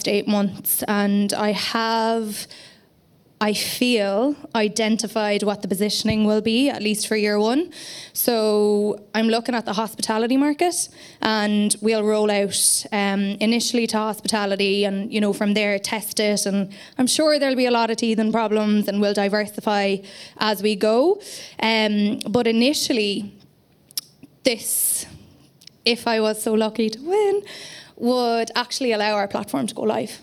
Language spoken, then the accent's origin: English; County Clare, Munster, Ireland; I'm from Clare, and in my own PR company, I work with a lot of businesses in Clare.